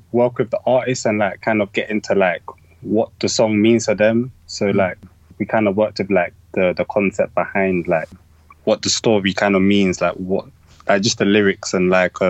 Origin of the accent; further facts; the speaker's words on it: Lewisham, London, United Kingdom; I would say, yeah, my upbringing and my environment has kind of molded my style